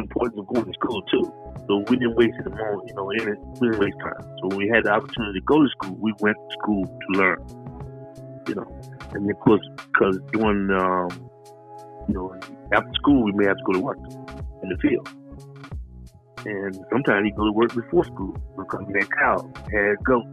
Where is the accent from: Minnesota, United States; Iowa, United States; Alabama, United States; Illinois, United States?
Alabama, United States; Selma; moved away; I was born in Selma, Alabama, and we were sharecroppers.